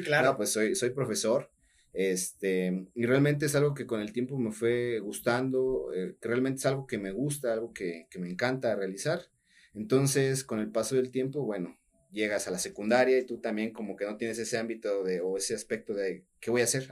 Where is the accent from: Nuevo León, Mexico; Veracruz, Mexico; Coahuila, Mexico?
Veracruz, Mexico; Altotonga; also born or lived in Juan Rodríguez Clara; soy de Alto Tonga